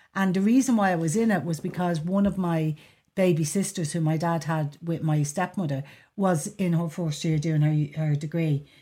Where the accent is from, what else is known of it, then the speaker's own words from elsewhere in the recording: Dublin, Leinster, Ireland; accent: Dub; I grew up in Artane.